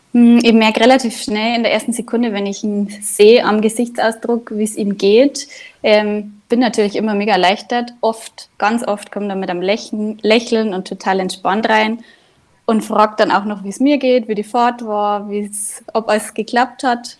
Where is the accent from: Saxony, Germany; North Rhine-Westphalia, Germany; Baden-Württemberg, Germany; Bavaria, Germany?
Bavaria, Germany; Inzell; now in Ruhpolding, Germany; Ich bin ursprünglich aus dem Nachbardorf, aus Inzell